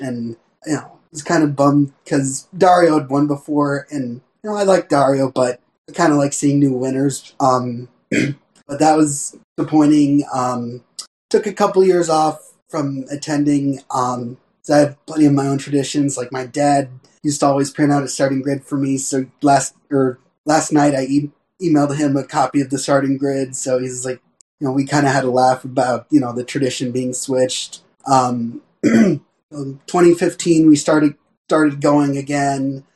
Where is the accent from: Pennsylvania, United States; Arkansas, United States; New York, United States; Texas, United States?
Pennsylvania, United States; Bethlehem; moved away as an adult; also born or lived in Indiana; I was born in Bethlehem, Pennsylvania, right near Nazareth Speedway